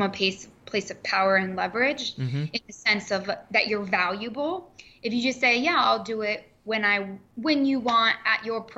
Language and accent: English; Columbus, Ohio, United States; There was something in Columbus, my hometown, called the Columbus Italian Club